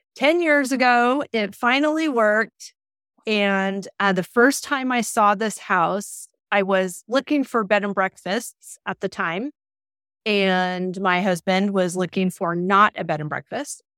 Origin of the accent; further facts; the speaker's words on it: Southern California, United States; moved away as an adult; now in Bolton, Massachusetts, United States; growing up in Southern California